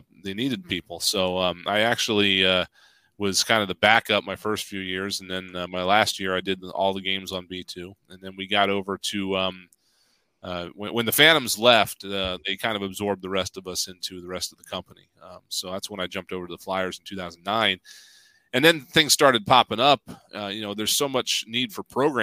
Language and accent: English; Delaware, United States; also born or lived in Michigan; I'm from Delaware. It's where I live now.